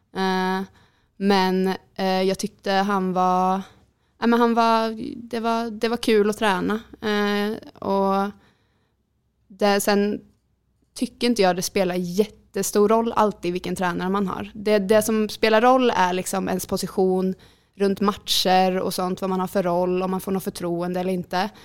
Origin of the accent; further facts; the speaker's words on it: Jönköping, Jönköping County, Sweden; moved away as an adult; now in Skövde, Sweden; jag kommer från Jönköping